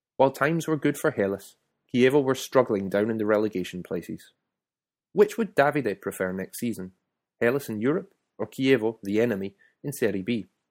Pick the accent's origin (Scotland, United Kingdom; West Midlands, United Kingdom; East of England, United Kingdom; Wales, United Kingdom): Scotland, United Kingdom; moved away as an adult; now in Italy; I was from Scotland